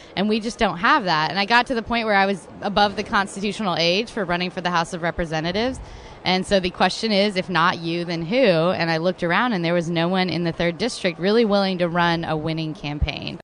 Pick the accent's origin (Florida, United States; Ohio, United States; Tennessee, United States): Tennessee, United States; Chattanooga; also born or lived in Texas / Boston / Seattle; I grew up here in Chattanooga and I was originally born in Texas, but moved here pretty early, so did all of my schooling here.